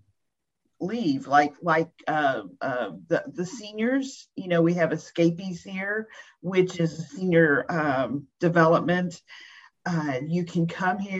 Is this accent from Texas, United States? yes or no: yes; Pasadena, Texas, United States; now in Livingston, United States; I'm a native Texan, seventh generation. I was born and raised in Pasadena, Texas